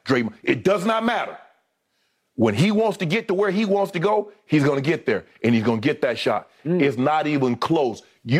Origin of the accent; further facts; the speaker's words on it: South Georgia, United States; That was my favorite player growing up in South Georgia, Larry Joe Bird.